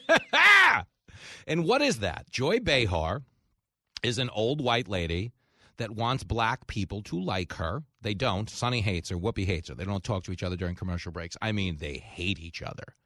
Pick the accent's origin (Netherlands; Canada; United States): United States; Levittown, New York; we grew up in Levittown